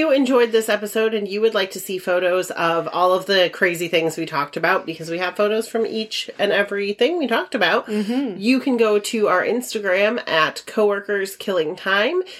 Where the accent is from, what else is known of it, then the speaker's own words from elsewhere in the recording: Netherlands; because I grew up in Holland